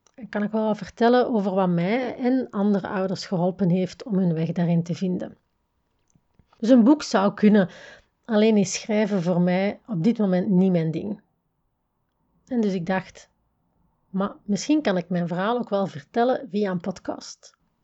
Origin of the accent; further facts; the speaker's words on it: the Campine, Flanders, Belgium; moved away as an adult; also born or lived in another part of Belgium (20 years); Ik ben namelijk opgegroeid in de Kempen, noorden van België